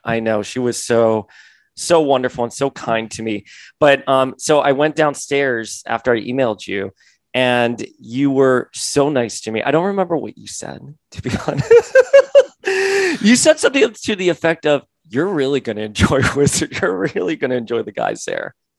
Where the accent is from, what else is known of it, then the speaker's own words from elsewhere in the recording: Florida, United States; moved away; I'm a boy from Florida.